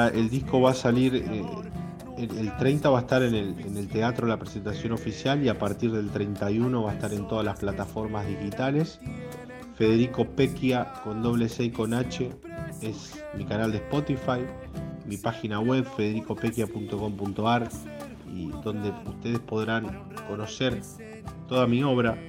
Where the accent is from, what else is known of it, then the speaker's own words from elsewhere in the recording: Garín, Buenos Aires Province, Argentina; soy guitarrista y cantautor de la provincia de Buenos Aires, de Escobar, más precisamente de Garín, que es mi pueblo